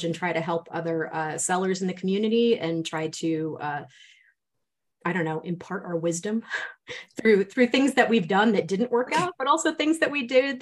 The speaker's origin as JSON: {"language": "English", "region": "Rhode Island", "country": "United States", "moved": "as an adult", "lives_now": "Las Vegas, United States", "said": "I'm originally from Rhode Island. We live in Las Vegas now."}